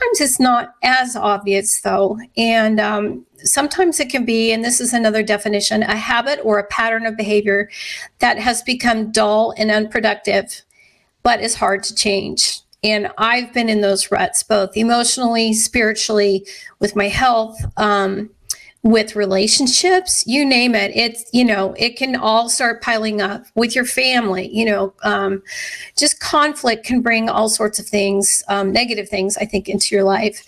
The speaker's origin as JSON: {"language": "English", "town": "Scottsbluff", "region": "Nebraska", "country": "United States", "tie": "born or raised there", "said": "I grew up in Western Nebraska in Scotts Bluff"}